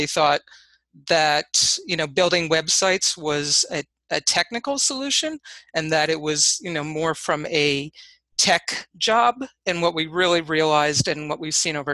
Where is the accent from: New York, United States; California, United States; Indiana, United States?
New York, United States; Hudson Valley; So I grew up in the Hudson Valley, actually not far from where I currently reside.